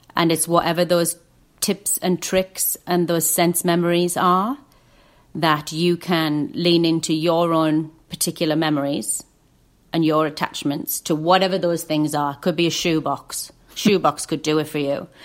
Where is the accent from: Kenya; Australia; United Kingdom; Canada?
United Kingdom; Lake District, North West England; I grew up in the Lake District